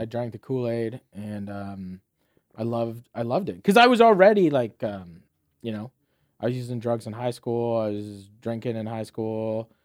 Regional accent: Fort Erie, Ontario, Canada; moved away as an adult; also born or lived in Saint John, New Brunswick / Dartmouth, Nova Scotia / London, Ontario / St. Thomas, Ontario; growing up in Fort Erie

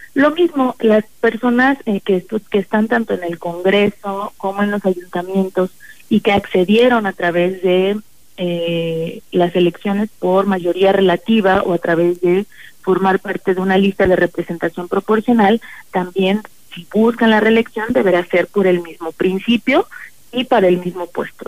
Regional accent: Ciudad Valles, San Luis Potosí, Mexico; moved away; la gente de, de mi tierra que tanto quiero

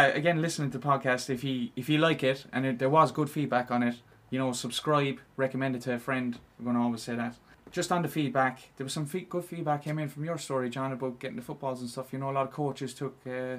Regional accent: Cork, Munster, Ireland; we're all from Cork

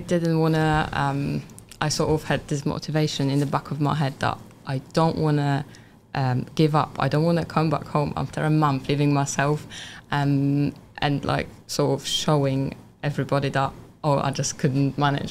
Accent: Poland; English is a second language; moved away as an adult; also born or lived in England; now in United Kingdom; my hometown, yeah. uh, from Poland

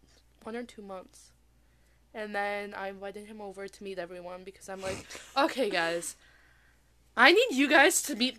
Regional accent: Rochester, United States; accent: Rochesterian; Maybe it's just my Rochesterian accent.

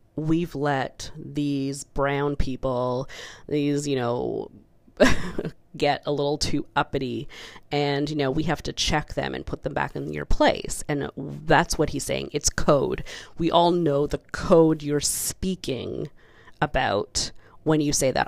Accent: Canada; as a child growing up in the Canadian school system

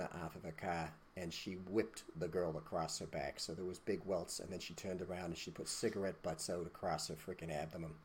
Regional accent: United States; we're American

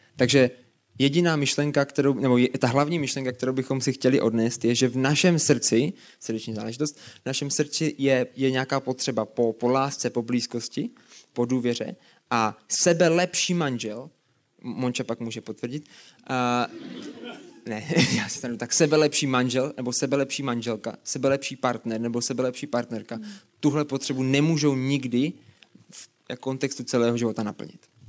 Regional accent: Brno, South Moravian Region, Czechia; A pocházíme z Brna oba dva.

